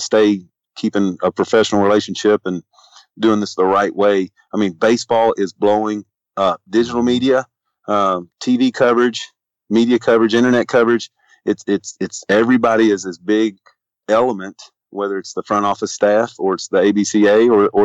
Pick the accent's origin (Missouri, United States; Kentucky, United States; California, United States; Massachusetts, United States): Kentucky, United States; Louisville; I'm from Louisville.